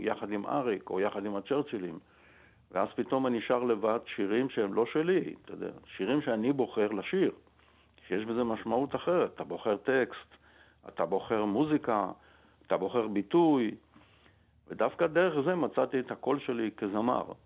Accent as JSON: {"language": "Hebrew", "country": "Israel", "tie": "born or raised there", "said": "אני גדלתי בשנות החמישים ו... אה, לתוך אה, צבריות, מה שנקרא. הכל היה ישראלי"}